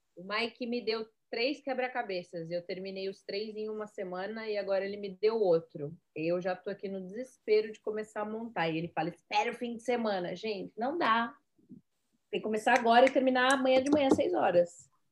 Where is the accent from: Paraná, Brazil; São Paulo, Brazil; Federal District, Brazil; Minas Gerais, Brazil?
São Paulo, Brazil; Eu é, sou de São Paulo.